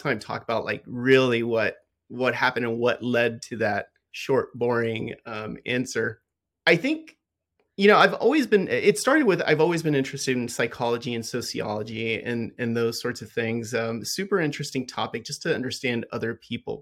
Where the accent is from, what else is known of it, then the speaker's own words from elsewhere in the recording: Los Angeles, California, United States; I was born in in Southern California, um, and I lived in a lower socioeconomic area